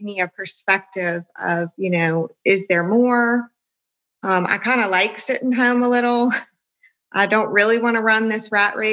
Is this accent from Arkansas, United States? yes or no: no; Louisiana, United States; I'm from Louisiana